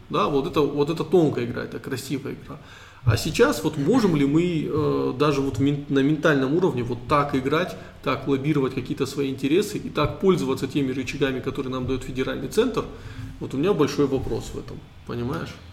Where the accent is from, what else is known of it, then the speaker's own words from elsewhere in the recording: Caucasus, Russia; Мы кавказцы, российские траблмейкеры.